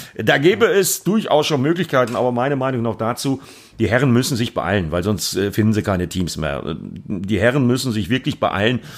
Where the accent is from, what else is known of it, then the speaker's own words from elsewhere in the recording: Altena, North Rhine-Westphalia, Germany; moved away; ich komme aus Altena, das ist einmal über den Berg im Grunde genommen